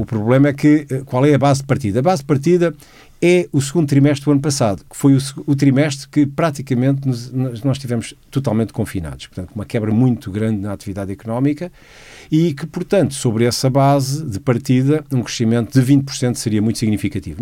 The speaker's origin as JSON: {"language": "Portuguese", "region": "Lisbon", "country": "Portugal", "tie": "born or raised there", "said": "eu nasci em 61 e sou a primeira geração de Lisboa. No entanto, eu sinto que apesar de ter nascido em Lisboa e me sentir como lisboeta"}